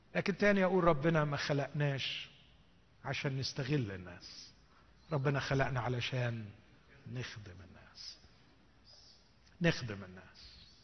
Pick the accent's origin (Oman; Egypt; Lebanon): Egypt; عندنا في مصر